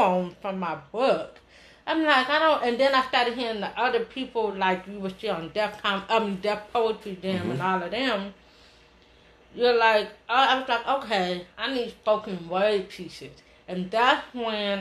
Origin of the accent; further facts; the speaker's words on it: Oakland, California, United States; I'm from Oakland. My grandparents taught in Oakland School.